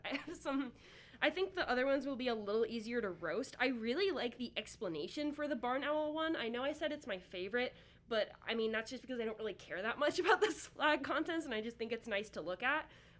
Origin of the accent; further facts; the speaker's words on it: Maryland, United States; moved away; I am from Maryland.